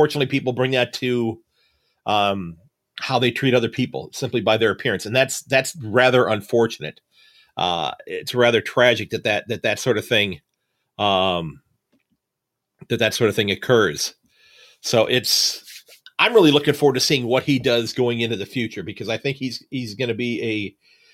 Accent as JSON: {"language": "English", "country": "United States", "said": "I'm an American"}